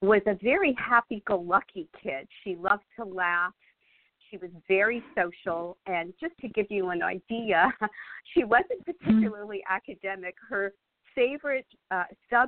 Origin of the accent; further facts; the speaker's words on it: Montreal, Quebec, Canada; moved away as an adult; now in United States; I'm originally from Montreal, Canada, and actually lived there most of my life.